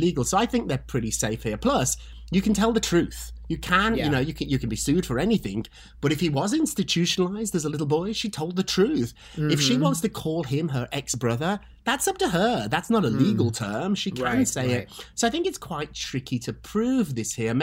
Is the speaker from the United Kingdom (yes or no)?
yes; United Kingdom; as a Brit